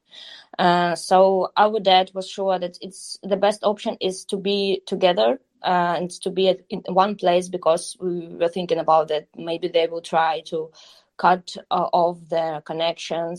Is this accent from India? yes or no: no; Horlivka, Donetsk Oblast, Ukraine; English is a second language; moved away as an adult; also born or lived in Kyiv; now in Warsaw, Poland; Yes, I was born in Donetsk. Then I grew up in Gornivka. It's a city in Donbas region